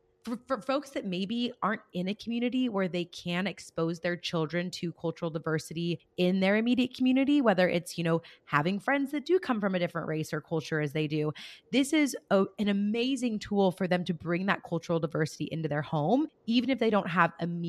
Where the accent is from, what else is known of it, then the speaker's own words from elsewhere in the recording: rural California, United States; where I grew up still in California, but in a very rural part of California, we have some diversity, but not a whole lot, you know, and, you know, I come from still a very predominantly white community.